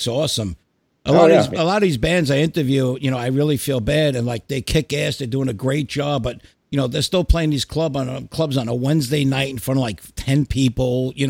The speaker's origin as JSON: {"language": "English", "region": "New York", "country": "United States", "tie": "born or raised there", "said": "I mean, I grew up in New York"}